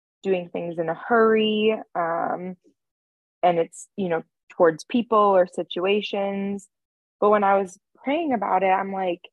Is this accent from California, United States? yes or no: yes; California, United States; moved away as an adult; also born or lived in Santa Barbara, California; now in Nashville, United States; I was born and raised in California